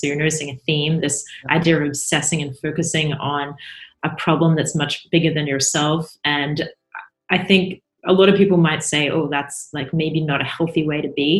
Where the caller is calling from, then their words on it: Palo Alto, California, United States; I am in Palo Alto in Silicon Valley, California, USA, and I am looking out at a blue sky and a palm tree, very Californian.